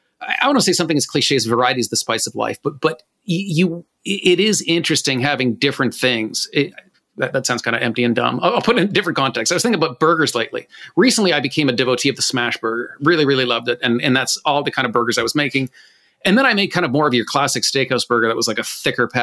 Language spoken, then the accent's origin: English; Canada; I'm Canadian